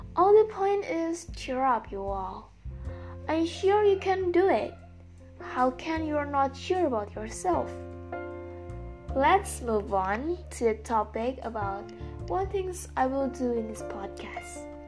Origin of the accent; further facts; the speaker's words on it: Indonesia; English is a second language; I'm from Indonesian and I'm so sorry about my accent or pronunciation after all, since English is not my mother language.